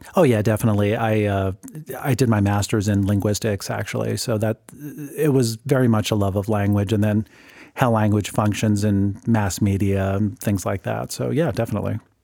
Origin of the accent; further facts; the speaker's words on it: Whittier, California, United States; now in Grand Junction, United States; my home city was Whittier. That's where I was born and raised